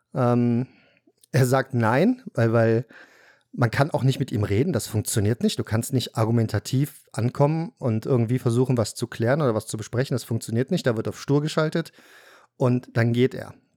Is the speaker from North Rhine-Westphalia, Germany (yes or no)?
yes; Cologne, North Rhine-Westphalia, Germany; Wir sind dann irgendwann aus Korweiler Nord nach Blumenberg umgezogen. In Köln, Kölner Norden, in eine Neubausiedlung, Eigentum.